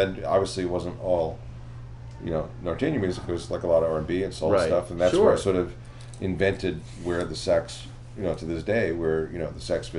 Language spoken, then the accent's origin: English; Philadelphia, Pennsylvania, United States; I came, like, I was straight from Philadelphia.